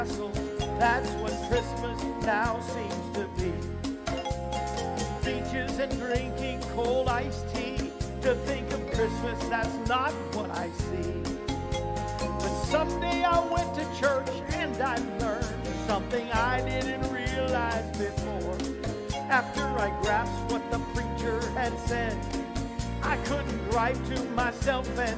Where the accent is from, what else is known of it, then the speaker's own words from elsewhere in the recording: Florida, United States; I grew up in Florida. I lived in Florida